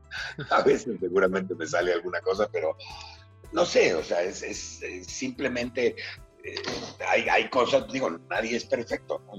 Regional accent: Mexico; also born or lived in Philadelphia, United States; yo me fui de México a los 16 años, este, a hacer un viaje muy largo, y luego regresé a México

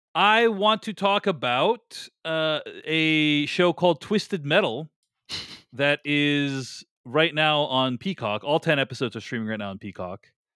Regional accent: Boston, Massachusetts, United States; moved away as an adult; also born or lived in New York; I grew up in Boston. I spent the first, like, two decades of my life

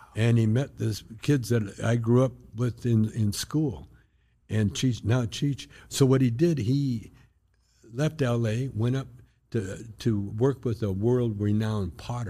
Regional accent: Canada; moved away as an adult; now in United States; I'm Canadian. I got deported from the States to Windsor, Ontario.

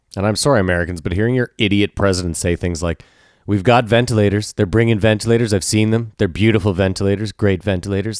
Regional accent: Canada; I'm Canadian

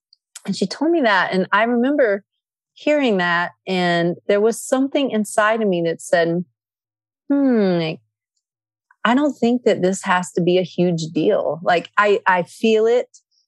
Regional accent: Athens, Attica, Greece; English is a second language; I grew up in Greece. I was born in Athens, Greece

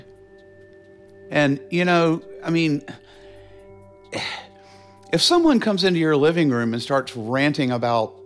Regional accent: Charlotte, North Carolina, United States; I grew up in Charlotte

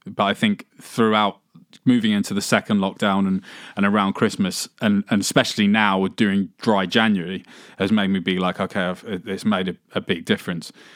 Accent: England, United Kingdom; growing up in England

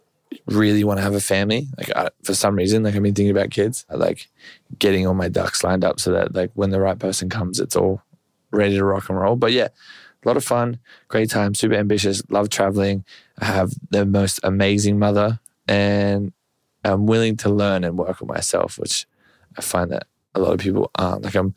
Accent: Australia; I'm 6'6". I'm Australian.

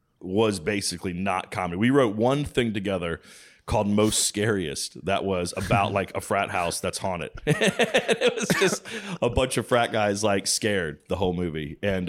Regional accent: Virginia, United States; moved away as an adult; also born or lived in North Carolina / Los Angeles; I grew up in Virginia and then went to college in North Carolina, then lived in LA for almost 20 years and then moved here, I guess, around 2017.

